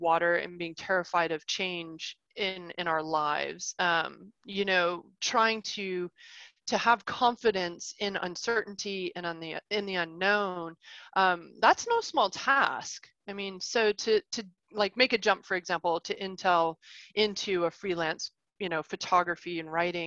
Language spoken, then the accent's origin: English; Arkansas, United States; moved away; also born or lived in Ohio / Chicago area, Illinois; I was born in Ohio, but I grew up in Arkansas